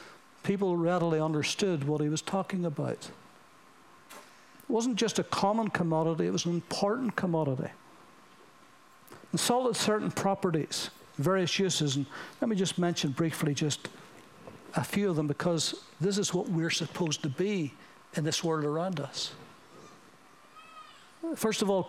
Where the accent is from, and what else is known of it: United Kingdom